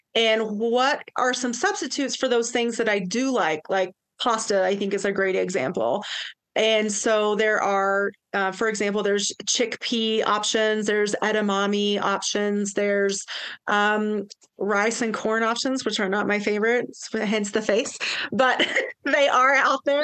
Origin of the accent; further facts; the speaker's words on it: East Tennessee, United States; now in Tahoe, United States; I'm originally from East Tennessee.